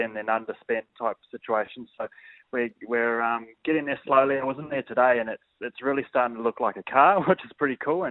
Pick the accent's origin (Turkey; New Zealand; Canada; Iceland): New Zealand; now in Australia; I'm New Zealander, but I might as well be Australian now.